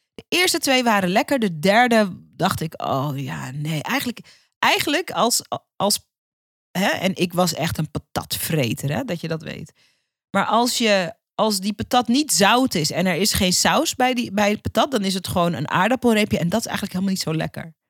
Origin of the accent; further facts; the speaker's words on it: Suriname; de Caribische cultuur waar ik uitkom als Surinaamse.